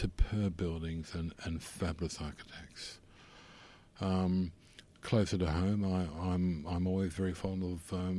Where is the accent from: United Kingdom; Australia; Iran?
Australia; as an Australian